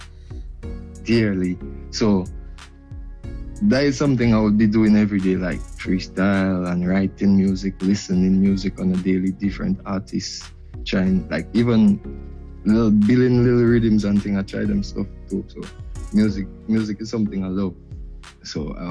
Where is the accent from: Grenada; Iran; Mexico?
Grenada; I'm from Grenada